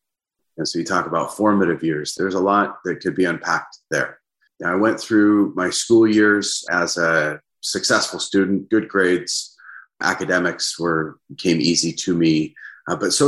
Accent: Seattle, Washington, United States; I grew up just north of the Seattle city limit. So I call myself a Seattleite. Born and raised, been here all my life

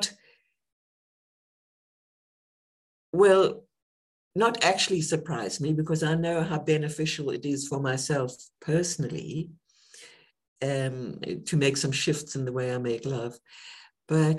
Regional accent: South Africa; moved away as an adult; also born or lived in United Kingdom; I was born in South Africa during the apartheid era.

